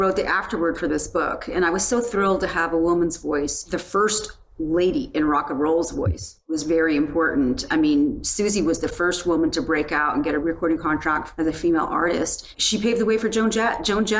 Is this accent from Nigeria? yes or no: no; Penticton, British Columbia, Canada; I saw the … and the … in the same weekend when I was growing up in Penticton, BC, and they came to Penticton.